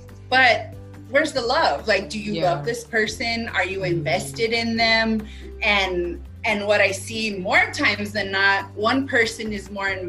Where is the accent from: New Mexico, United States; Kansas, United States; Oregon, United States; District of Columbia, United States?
New Mexico, United States; moved away as an adult; also born or lived in Phoenix, Arizona; So I'm from New Mexico. I'm currently back home. So I know Aerie from back in the day, back in Phoenix, my second home.